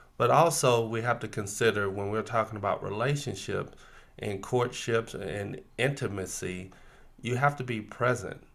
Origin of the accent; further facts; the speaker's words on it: Florida, United States; growing up in the South. In Florida